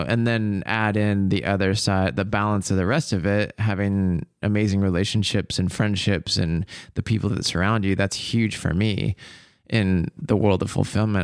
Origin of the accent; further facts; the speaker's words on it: Bothell, Washington, United States; I grew up in Bothell